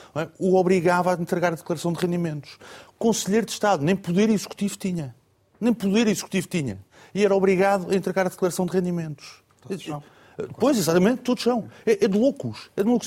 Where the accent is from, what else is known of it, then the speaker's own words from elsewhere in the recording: Portugal; Eu, como português, cidadão português.